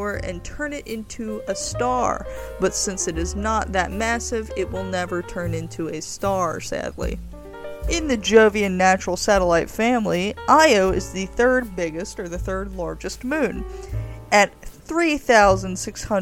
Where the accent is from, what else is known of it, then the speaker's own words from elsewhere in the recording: United States; I'm an American